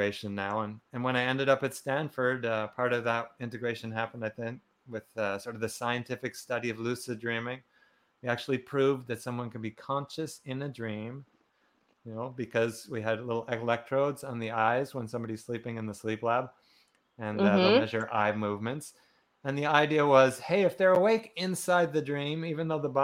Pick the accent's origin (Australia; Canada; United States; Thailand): Canada; Quebec; I'm from Canada. So in Quebec here, there wasn't too much in the way of like awakening or anything going on at that time.